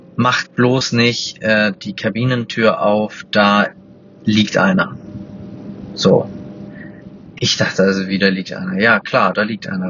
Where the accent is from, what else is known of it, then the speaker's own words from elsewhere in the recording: Hamburg, Germany; ich komme aus Hamburg